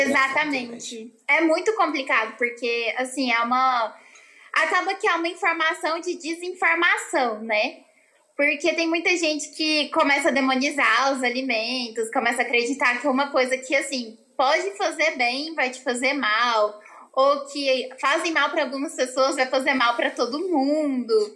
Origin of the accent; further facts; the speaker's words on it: Goiânia, Goiás, Brazil; Eu sou daqui de Goiânia, Goiás, e sempre morei aqui a vida inteira